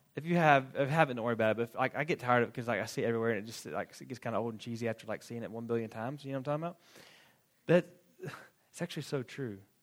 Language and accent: English; Florida, United States; moved away as an adult; also born or lived in Fort Worth, Texas; I grew up in Florida, went to college in Florida